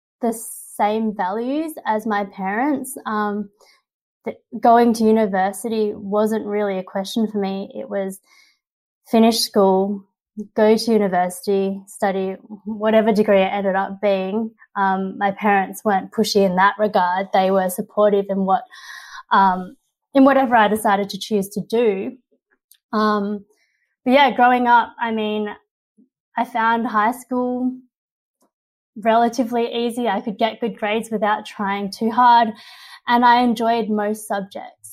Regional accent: Australia; my parents were first generation immigrants from China. They came here in their mid-20s

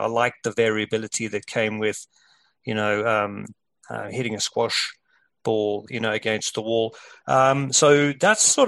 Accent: South Africa; moved away; growing up in South Africa

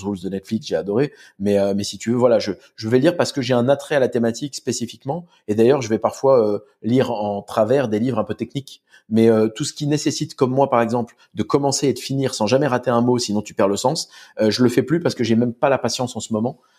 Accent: Corsica, France; Et euh, Don chez nous, en Corse, c'est euh, c'est comme Jean

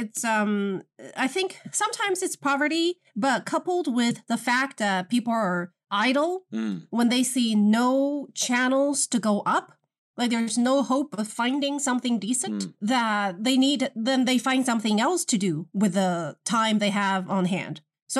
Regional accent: Beijing, China; Hi, this is … from Beijing.

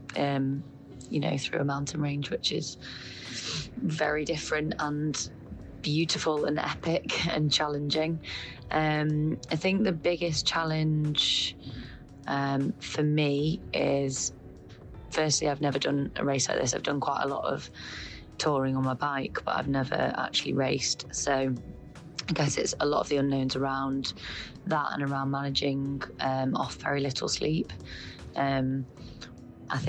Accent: Sheffield, Yorkshire and the Humber, United Kingdom; I'm from Sheffield in the UK

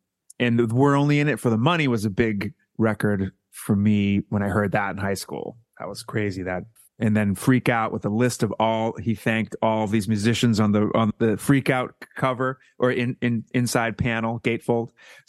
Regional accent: Foxborough, Massachusetts, United States; I'm from Foxborough, Massachusetts, which is a small town right between Providence and Boston, off 95

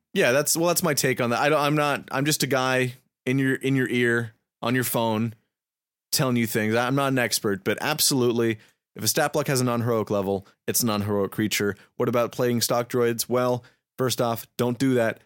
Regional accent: United States; me and my friends are filthy Americans

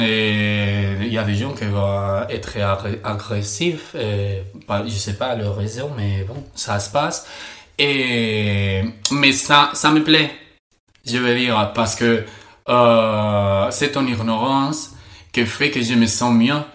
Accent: Spain; French is a second language; je suis espagnol.

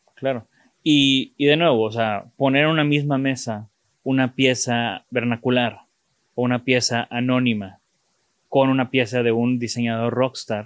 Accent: Mexico; de México

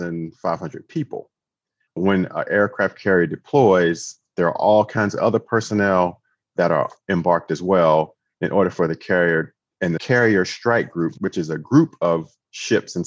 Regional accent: Florence, South Carolina, United States; I'm from Florence, South Carolina

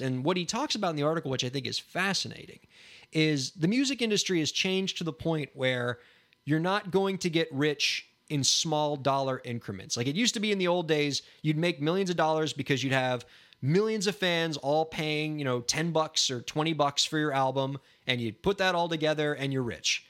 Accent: Miami, Florida, United States; I'm from Miami, Florida

